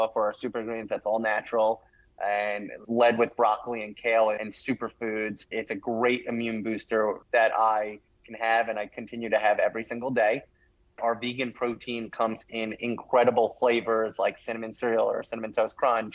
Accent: Rye Brook, New York, United States; my hometown, which is a very small town in Westchester, New York

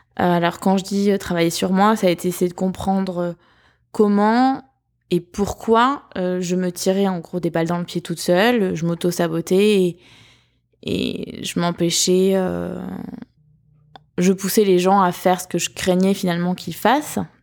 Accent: southern France, France; accent: southern; mon accent du sud

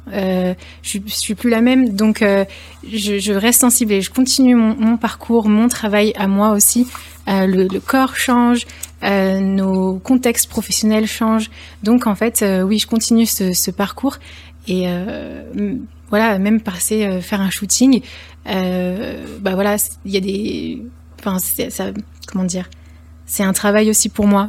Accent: Lyon, Auvergne-Rhône-Alpes, France; je suis lyonnaise

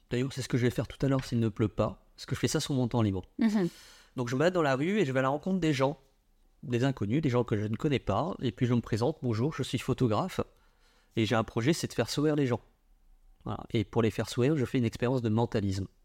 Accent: Vietnam; Alors je dis pas ça parce que je suis vietnamien, mais parce qu'il y a une sorte de liberté là-bas.

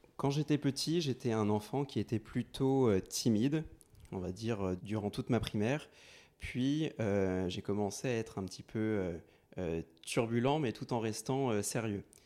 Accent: Courbevoie, Île-de-France, France; je, vis à Courbevoie depuis ma tendre enfance

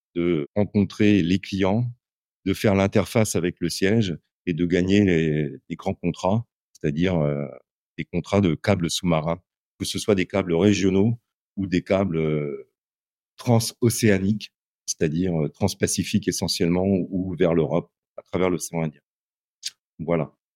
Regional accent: Châtellerault, Nouvelle-Aquitaine, France; moved away as an adult; also born or lived in Hartford, Connecticut, United States / India; J'ai passé toute mon enfance à Châtellerault, une ville de 35 000 habitants entre Tours et Poitiers

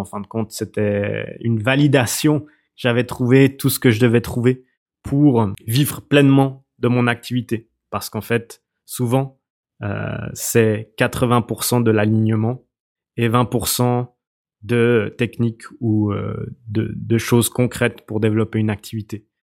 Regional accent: Switzerland; je viens de, Suisse. Euh, ça s'entend peut-être d'ailleurs à mon accent

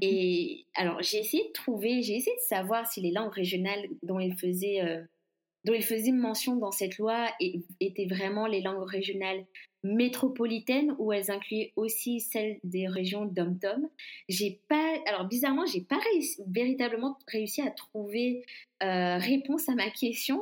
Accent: Guadeloupe; now in Berlin, Germany; Si on me demande d'où je viens, je dis toujours je suis guadeloupéenne je suis guadeloupéenne

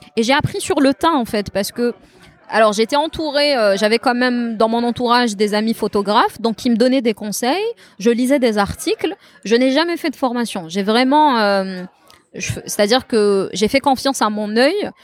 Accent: Tizi Ouzou, Tizi Ouzou Province, Algeria; moved away as an adult; also born or lived in Beni Yenni; now in Algiers, Algeria; je suis une fille de Tizi. Je suis née, j'ai grandi à Tizi. Je n'ai jamais vécu à Alger

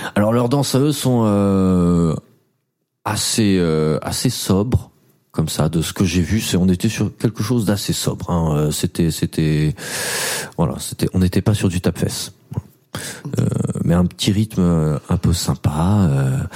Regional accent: France; j'ai 28 ans, je viens de France.

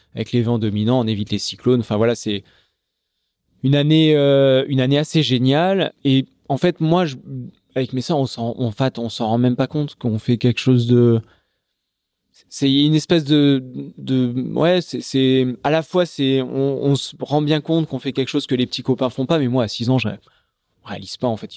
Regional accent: Charente, Nouvelle-Aquitaine, France; Je, suis né en Charente. donc, je grandis dans la campagne charentaise au milieu des, vignes

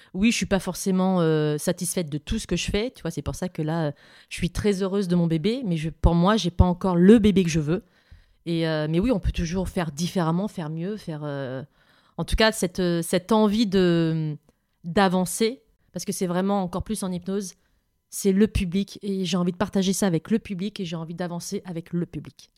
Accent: south of France, France; moved away; je viens du sud de la France

